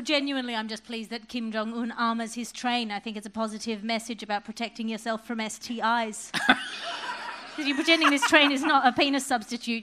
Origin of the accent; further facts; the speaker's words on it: Australia; my being Australian